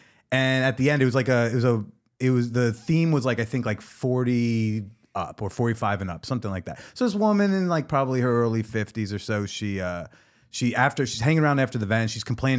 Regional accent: New Jersey, United States; I talk about sex for a living. I'm a comedian. Uh-huh. I'm from New Jersey.

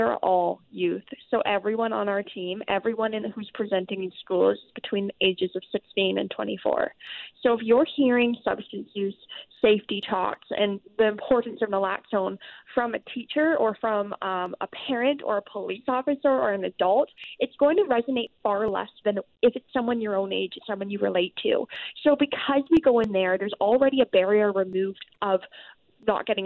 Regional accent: British Columbia, Canada; as British Columbians

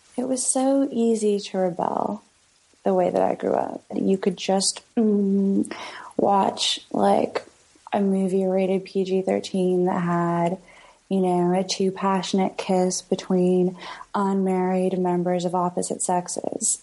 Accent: London, Ontario, Canada; moved away as an adult; also born or lived in Kingston, Ontario / Toronto, Ontario; now in New York, United States; where I'm from is uh, London, Ontario, which is two hours away from Toronto

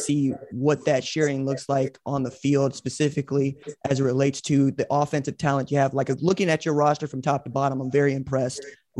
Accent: Hattiesburg, Mississippi, United States; I grew up in Mississippi. I grew up in Hattiesburg, Mississippi, which is to say I grew up going to Alcorn State games.

